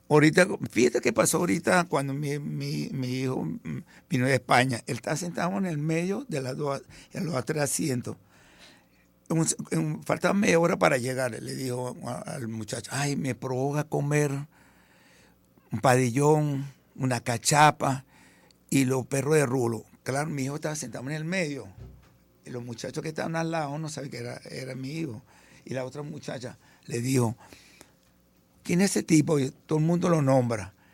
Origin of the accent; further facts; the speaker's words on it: Venezuela; also born or lived in Italy; yo tenía un año, nací en Venezuela y nos fuimos para Italia. Y después llegamos ahorita, como a los 50 años, y tenía 11 años y medio